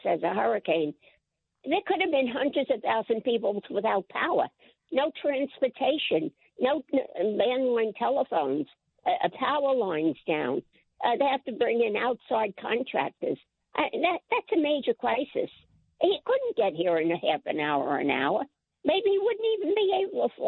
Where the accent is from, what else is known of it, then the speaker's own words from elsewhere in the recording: New York City, New York, United States; I was born in New York City, in Brooklyn, I was taking the subway when I was 12 years old.